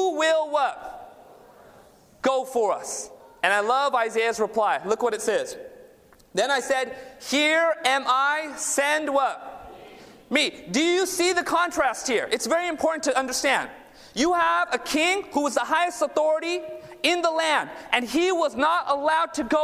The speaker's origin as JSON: {"language": "English", "region": "Southern California", "country": "United States", "tie": "born or raised there", "said": "I was born and raised down in Southern California. My parents immigrated from India"}